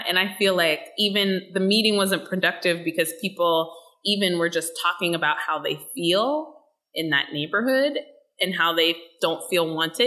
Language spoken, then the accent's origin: English; Pittsburgh, Pennsylvania, United States; I was born and raised in Pittsburgh and I lived and grew up in the city and I live here now